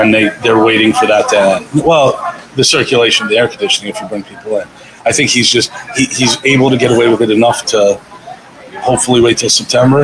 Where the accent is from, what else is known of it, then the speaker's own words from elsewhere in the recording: Miami Beach, Florida, United States; also born or lived in Los Angeles, California / Hoboken, New Jersey; now in New Jersey, United States; I'm from Miami, Florida, Miami Beach, and then uh, I moved here from LA.